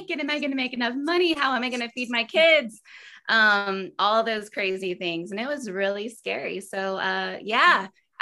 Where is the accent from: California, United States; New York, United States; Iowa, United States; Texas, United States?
Texas, United States; Austin; Born and raised in Austin